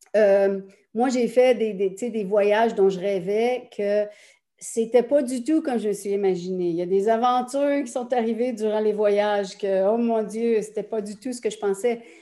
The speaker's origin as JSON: {"language": "French", "region": "Quebec", "country": "Canada", "said": "Je suis canadienne-française, québécoise, très fière de l'être."}